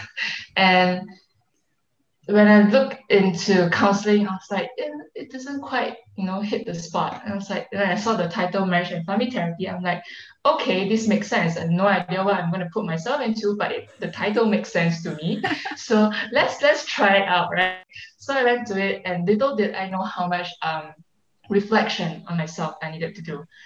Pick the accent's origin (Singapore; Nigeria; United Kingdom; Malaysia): Malaysia; moved away as an adult